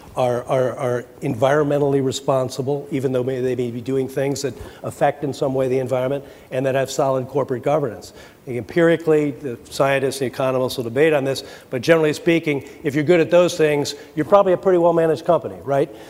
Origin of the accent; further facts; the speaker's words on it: United States; I speak as an American